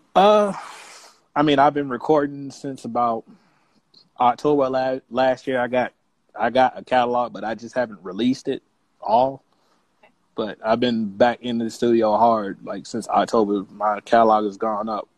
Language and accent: English; United States; also born or lived in Columbia, South Carolina / Fayetteville, North Carolina; now in Atlanta, United States; I'm actually from Carolina. I lived in uh, Columbia and Fayetteville